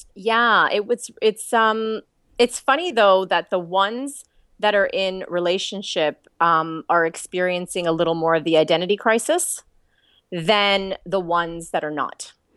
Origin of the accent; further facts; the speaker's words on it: Canada; accent: Canadian; now in Australia; I'm Canadian